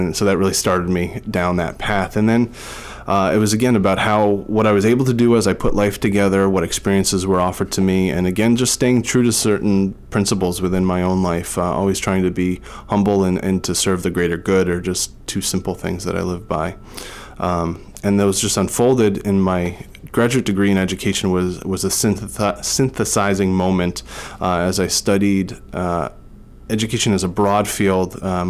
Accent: New Jersey, United States; moved away as an adult; now in Boston, United States; I was 18 and I moved from New Jersey to Boston, and I was going to Boston University

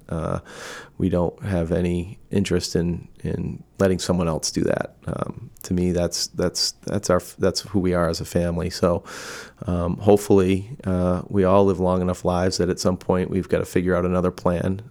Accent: Massachusetts, United States; moved away; where I grew up in Massachusetts

